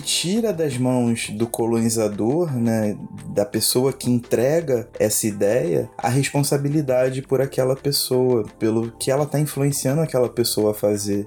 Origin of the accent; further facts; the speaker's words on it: Brazil; nós somos brasileiros